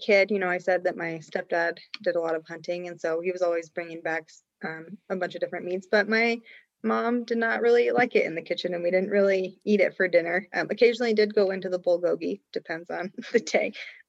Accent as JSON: {"language": "English", "town": "Cody", "region": "Wyoming", "country": "United States", "tie": "born or raised there", "said": "So, you know, growing up, I grew up in Cody, Wyoming. It's right outside of Yellowstone."}